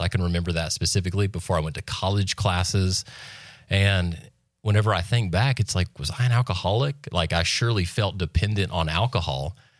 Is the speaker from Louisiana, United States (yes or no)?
no; Freeport, Florida, United States; also born or lived in Santa Rosa Beach; Born and raised in Walton County, which is very rare for this area, I've come to find out. Uh, born in Freeport